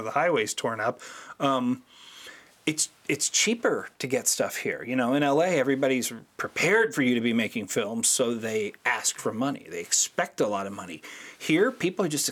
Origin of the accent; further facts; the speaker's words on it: St. Louis, Missouri, United States; we're from St. Louis